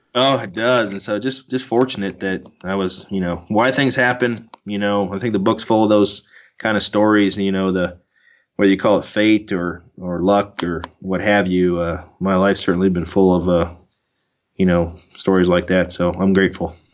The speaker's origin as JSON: {"language": "English", "town": "Keokuk", "region": "Iowa", "country": "United States", "tie": "born or raised there", "said": "my brothers and I were born and raised in Keokuk, Iowa"}